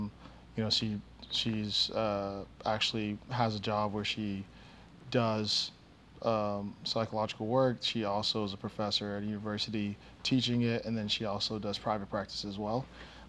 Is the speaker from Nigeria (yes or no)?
yes; Nigeria; also born or lived in Boston / New Jersey / Savannah / Oklahoma; now in Dallas, United States; So I am a Nigerian. I was born in Boston, kind of lived everywhere, you know, Boston, Jersey, Savannah, Georgia, Oklahoma, Arkansas, and now Dallas, Texas. I went to middle school in Nigeria, actually.